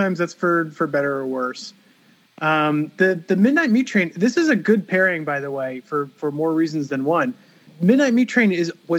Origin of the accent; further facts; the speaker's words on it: Los Angeles, California, United States; And, you know, and maybe because I'm from Los Angeles, every time I ride a subway train